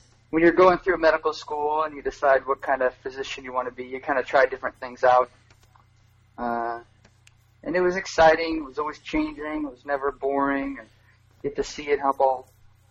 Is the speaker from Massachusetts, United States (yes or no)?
no; rural town outside the Quad Cities, Illinois, United States; moved away as an adult; also born or lived in Champaign, Illinois; now in Richmond, Virginia, United States; I'm from the Quad Cities. From a little rural town outside the Quad Cities. I grew up in the middle of a cornfield